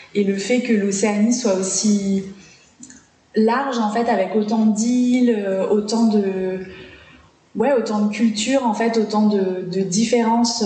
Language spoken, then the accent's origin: French; New Caledonia; also born or lived in Paris region, France; j'ai passé toute mon enfance ici, et bah, j'ai carrément plus de souvenirs en, Calédonie.